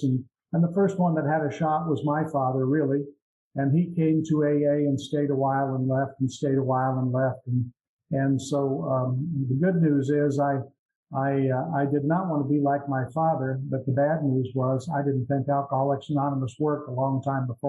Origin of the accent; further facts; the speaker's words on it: Iowa, United States; also born or lived in Florida / Des Moines, Iowa; I'm from Midwest United States, Iowa. I'm in Florida now. I'm in Florida half time and in Iowa half time